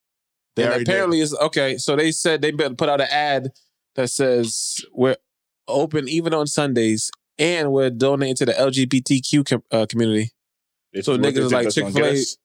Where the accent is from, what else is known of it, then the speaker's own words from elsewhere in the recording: Boston, Massachusetts, United States; In Boston, we didn't have a lot of Popeyes growing up.